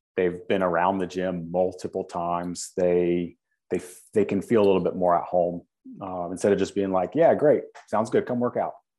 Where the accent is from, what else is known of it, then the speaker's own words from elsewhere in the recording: Winston-Salem, North Carolina, United States; being that I'm from Winston-Salem, being that, you know, we, I played high school sports here